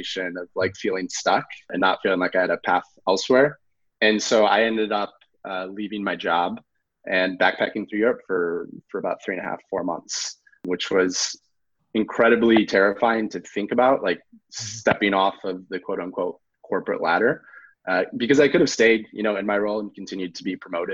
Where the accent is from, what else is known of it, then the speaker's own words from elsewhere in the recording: outside of Chicago, Illinois, United States; moved away as an adult; also born or lived in Los Angeles; I grew up outside of Chicago.